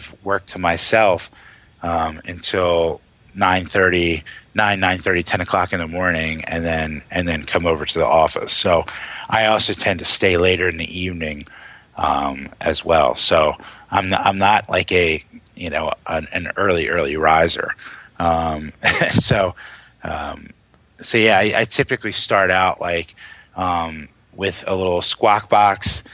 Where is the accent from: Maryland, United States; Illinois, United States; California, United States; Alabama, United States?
Maryland, United States; Hagerstown; I grew up in Hagerstown in Western Maryland